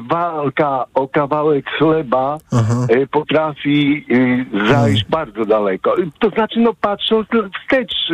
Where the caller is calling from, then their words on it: Łódź, Łódź Voivodeship, Poland; E, ja z Łodzi dzwonię, chciałem powiedzieć.